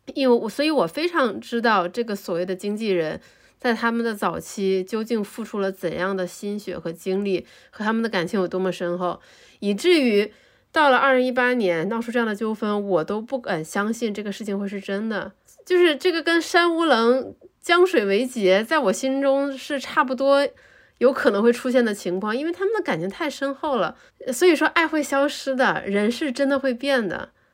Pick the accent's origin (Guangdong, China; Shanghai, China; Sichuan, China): Guangdong, China; 用我们广东话来说就是找着数